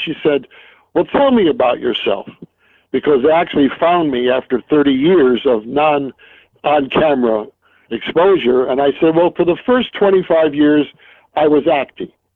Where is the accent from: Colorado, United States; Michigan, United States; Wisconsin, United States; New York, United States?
New York, United States; New York City; moved away as an adult; also born or lived in Marietta, Ohio / Williston, North Dakota / King Salmon, Alaska / Los Angeles; when I grew up in Brooklyn, my mother used to take me as a youngster, seven, eight years old